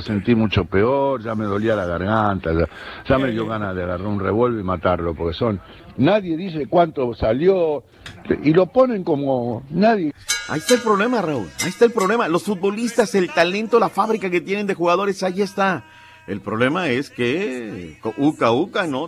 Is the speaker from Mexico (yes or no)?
yes; Mexico; somos gachos los mexicanos